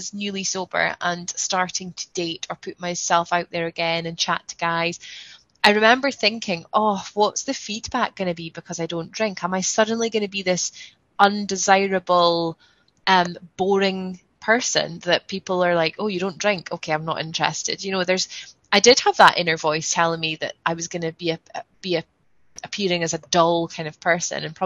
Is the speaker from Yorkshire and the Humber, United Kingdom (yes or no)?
no; Scotland, United Kingdom; I'm Scottish